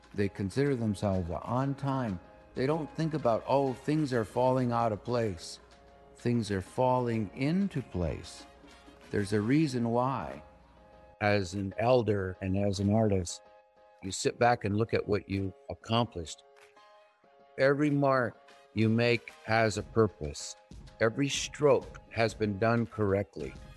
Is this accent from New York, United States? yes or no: no; Northwest New Mexico, United States; I am Native American. I'm Navajo. I grew up on the reservation, was born in 1954